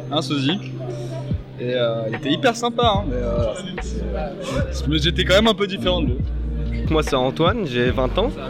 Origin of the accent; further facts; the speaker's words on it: China; French is a second language; j'ai 22 ans. Et je me sens différente parce que je ne suis pas française, je suis chinoise.